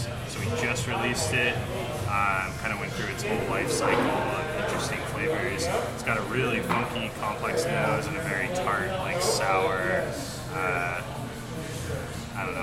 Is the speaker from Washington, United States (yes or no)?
yes; Bellingham, Washington, United States; I'm actually from Bellingham